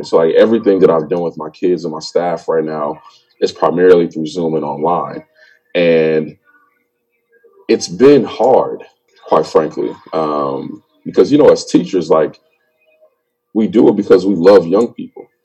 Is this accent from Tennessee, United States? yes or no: no; Chicago, Illinois, United States; grew up on the south side in Englewood. And actually, my school where I'm at right now. Um, when I was born in Chicago, like the apartment that I lived with my mom and dad is like less than five minutes from my school